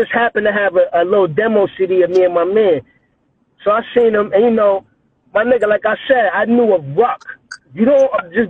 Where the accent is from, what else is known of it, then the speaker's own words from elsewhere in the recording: New York City, New York, United States; I'm from Brownsville